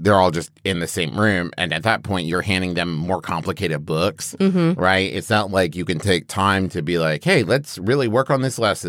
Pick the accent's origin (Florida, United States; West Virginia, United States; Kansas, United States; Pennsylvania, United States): West Virginia, United States; Especially, growing up in West Virginia.